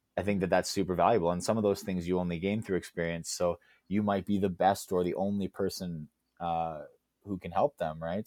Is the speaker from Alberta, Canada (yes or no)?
yes; Alberta, Canada; I grew up in Alberta